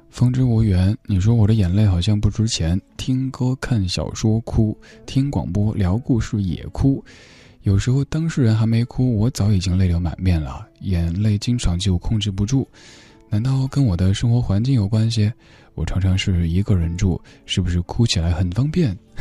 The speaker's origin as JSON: {"language": "Chinese", "region": "Sichuan", "country": "China", "tie": "born or raised there", "said": "我们家乡人讲普通话的话，有那种焦盐味儿"}